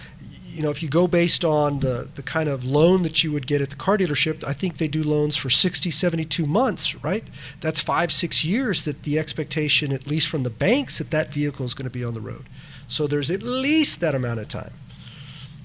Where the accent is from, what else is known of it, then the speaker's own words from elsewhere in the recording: South Texas, United States; we're from South Texas